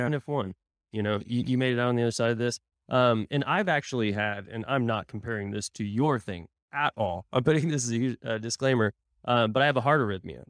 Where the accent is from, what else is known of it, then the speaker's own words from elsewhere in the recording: Tulsa, Oklahoma, United States; moved away; my hometown of Tulsa